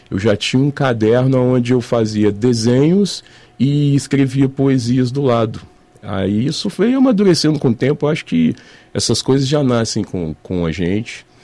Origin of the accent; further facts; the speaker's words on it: Juiz de Fora, Minas Gerais, Brazil; Eu sou mineiro de Juiz de Fora mesmo e sempre fui nascido e criado aqui.